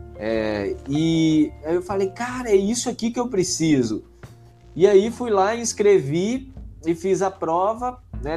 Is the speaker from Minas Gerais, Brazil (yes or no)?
yes; Conselheiro Lafaiete, Minas Gerais, Brazil; also born or lived in Belo Horizonte; now in São Paulo, Brazil; sou de Conselheiro Lafayette, e aí, é, né, no interior de Minas ali, é uns 100 quilômetros de BH